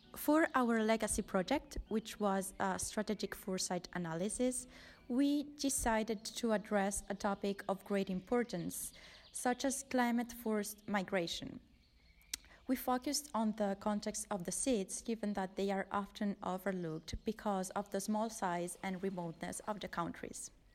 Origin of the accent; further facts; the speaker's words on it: Spain; I come from Spain